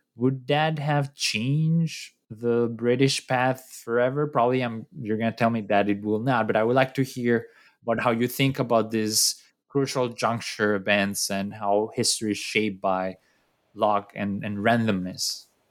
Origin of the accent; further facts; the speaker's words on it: Colombia; I'm from Colombia